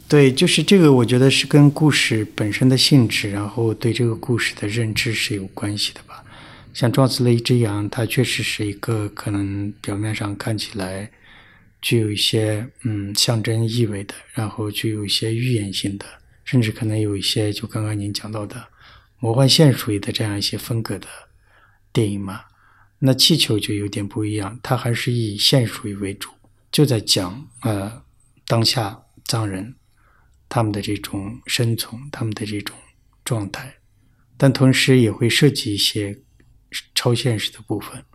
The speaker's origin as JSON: {"language": "Chinese", "region": "Tibetan areas", "country": "China", "tie": "born or raised there", "said": "在藏地不会分得那么清楚嗯。但是就我们老家那边就是，呃，宁玛巴嘛"}